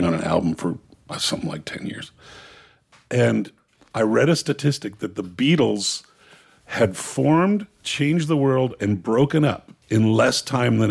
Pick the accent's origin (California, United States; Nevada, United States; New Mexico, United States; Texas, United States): California, United States; Los Angeles; also born or lived in San Francisco / Burbank; I was born in Van Nuys